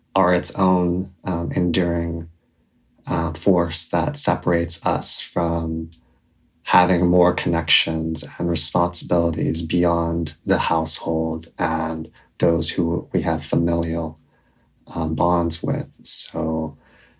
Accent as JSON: {"language": "English", "region": "Hawaii", "country": "United States", "tie": "born or raised there", "said": "I was raised in Hawaii by my grandparents while my parents remained in South Korea."}